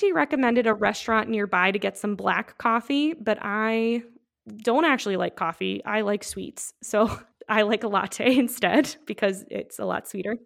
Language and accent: English; Midwest, United States; I am from the Midwest